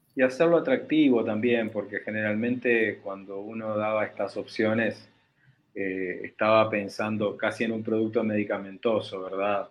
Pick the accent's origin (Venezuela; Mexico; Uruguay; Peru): Uruguay; yo siendo uruguayo